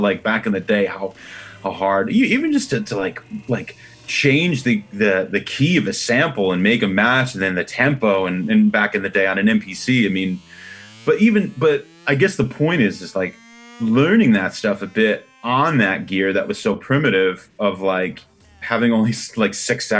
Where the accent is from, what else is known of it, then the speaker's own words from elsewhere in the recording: Freehold, New Jersey, United States; now in Los Angeles, United States; I grew up in New Jersey, right in between Philadelphia and New York, which was a great place to grow up now that I think about it.